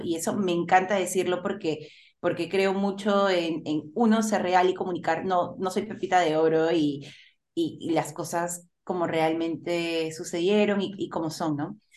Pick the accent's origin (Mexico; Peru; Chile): Peru; Lima; yo nací en Lima, pero mi familia es de provincia, tanto mi mami como mi papi.